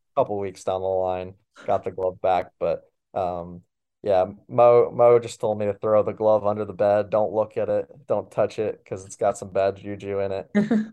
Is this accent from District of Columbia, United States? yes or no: no; Baldwinsville, New York, United States; moved away as an adult; now in College Park, United States; I do have really a lot of love for my hometown.